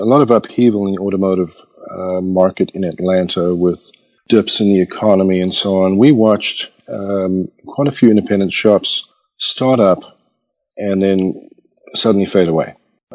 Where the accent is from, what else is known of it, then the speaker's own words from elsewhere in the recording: Pietermaritzburg, KwaZulu-Natal, South Africa; now in United States; I was born and raised in South Africa. And in the mid to late 60s, in a little town called Pietermaritzburg